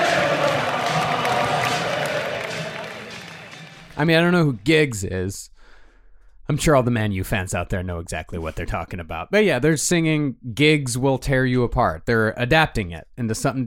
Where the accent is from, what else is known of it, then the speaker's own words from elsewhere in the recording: Texas, United States; I grew up in Texas